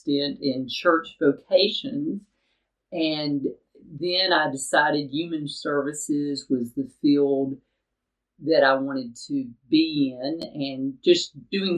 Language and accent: English; Chattanooga, Tennessee, United States; I grew up in Chattanooga, Tennessee